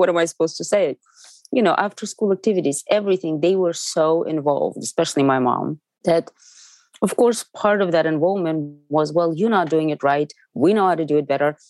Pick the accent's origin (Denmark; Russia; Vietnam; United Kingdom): Russia; Moscow; now in United States; I'm from Moscow. I grew up on theater